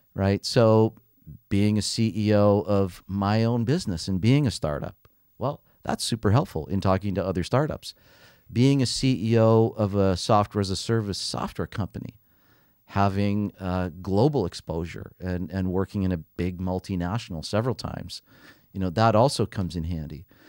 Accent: Canada; also born or lived in London; being Canadian

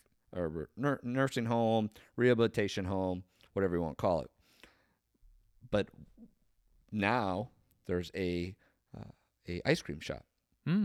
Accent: Marietta, Ohio, United States; I grew up on Harmer Hill. So if you just Google that, it's up on a hill, obviously, on the western side of Marietta.

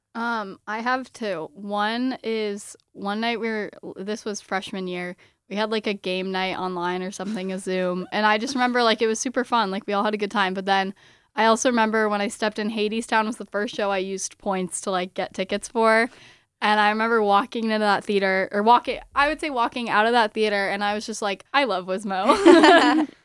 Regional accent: San Diego, California, United States; now in Michigan, United States; I'm from San Diego

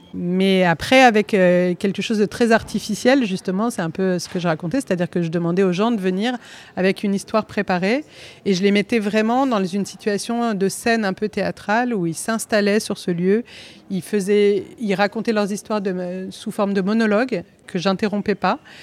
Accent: Corsica, France; je suis originaire de Corse

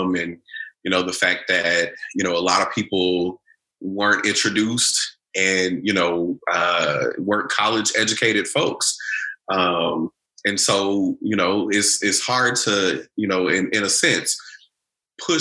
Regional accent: Bryan, Texas, United States; moved away as an adult; also born or lived in Louisville, Kentucky; now in Cincinnati, United States; I'm originally from Bryan, Texas, right next to College Station, Texas

